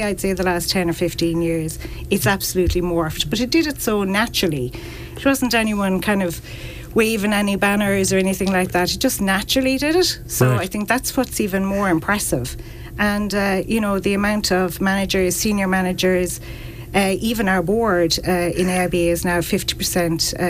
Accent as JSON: {"language": "English", "country": "Ireland", "said": "we as Irish people"}